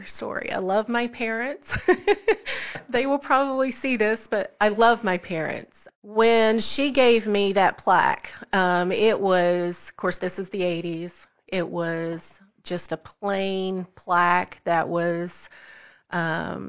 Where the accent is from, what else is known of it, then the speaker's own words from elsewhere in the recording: Southeast Missouri, United States; moved away as an adult; I'm originally from Southeast Missouri